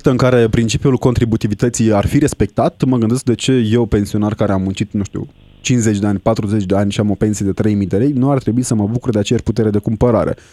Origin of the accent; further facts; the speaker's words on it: Romania; iar eu ca un român responsabil am pus vina la comun